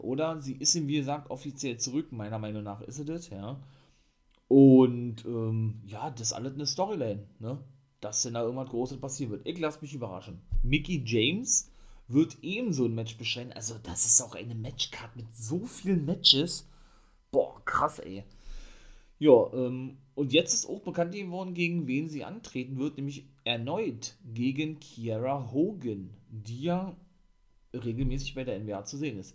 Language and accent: German; Germany; bei uns in Deutschland, in Berlin